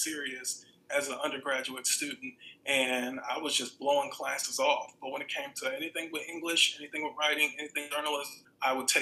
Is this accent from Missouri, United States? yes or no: no; Milwaukee, Wisconsin, United States; moved away as an adult; now in Memphis, United States; I grew up, I was in Milwaukee for 21 years